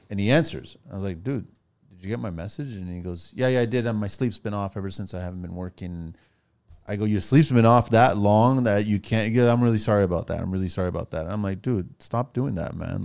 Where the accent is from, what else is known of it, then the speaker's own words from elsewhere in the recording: Mississauga, Ontario, Canada; also born or lived in Toronto; I grew up in Toronto, Mississauga